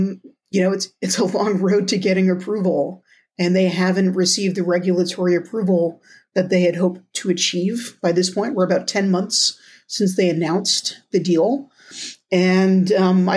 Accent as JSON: {"language": "English", "region": "New Jersey", "country": "United States", "said": "my home state of New Jersey"}